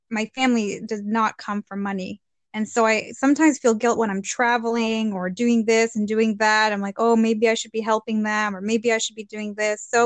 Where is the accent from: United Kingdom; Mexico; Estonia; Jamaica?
Mexico; now in Canada; my parents were super supportive in, of education and us getting a better future. That's why we moved to Canada from Mexico.